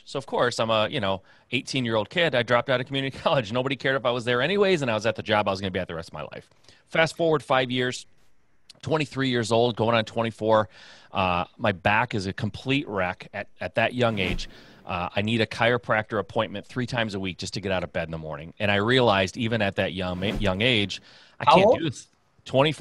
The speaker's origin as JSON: {"language": "English", "region": "Michigan", "country": "United States", "tie": "born or raised there", "said": "Midwest guy, born and raised in Michigan"}